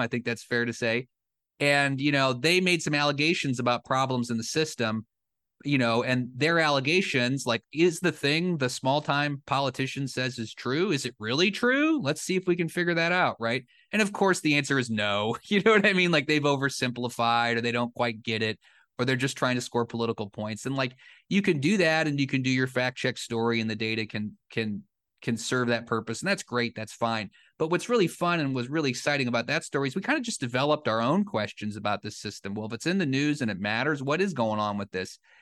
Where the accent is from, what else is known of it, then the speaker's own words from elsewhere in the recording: Cedar Rapids, Iowa, United States; moved away; the paper where I grew up in the Cedar Rapids Gazette in Eastern Iowa